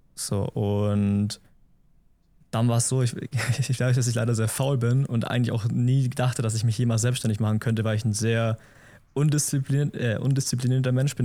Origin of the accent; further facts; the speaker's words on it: Memmingen, Bavaria, Germany; Ich komme aus Memmingen im Allgäu